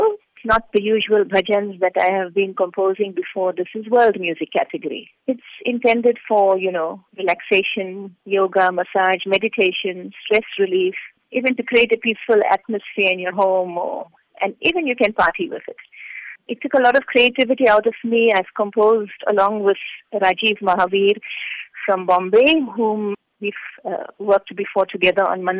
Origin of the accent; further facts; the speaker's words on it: Durban, KwaZulu-Natal, South Africa; moved away as an adult; now in India; my childhood in a South Africa